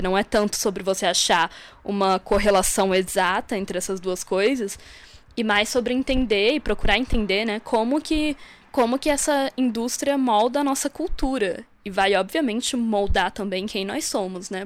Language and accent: Portuguese; Santa Catarina, Brazil; moved away as an adult; now in Brasília, Brazil; sou de Santa Catarina, mas moro em Brasília já há uns 5 anos, mais ou menos.